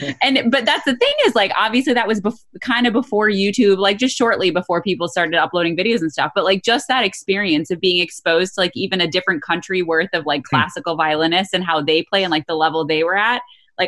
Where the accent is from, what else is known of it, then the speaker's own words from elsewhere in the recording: United States; I was born in this country, like, I'm American